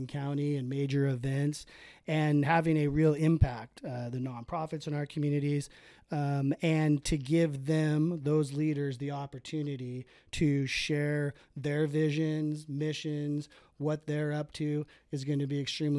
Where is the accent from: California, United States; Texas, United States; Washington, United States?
Washington, United States; Grays Harbor; also born or lived in Olympia, Washington; I grew up out in Grays Harbor